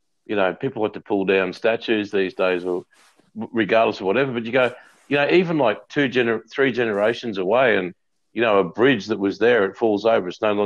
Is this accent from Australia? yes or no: yes; Queensland, Australia; coming here as a child in Queensland